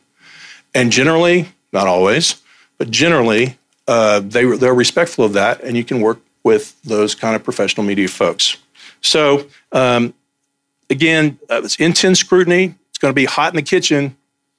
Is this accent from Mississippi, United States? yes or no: no; Texas, United States; I'm from Texas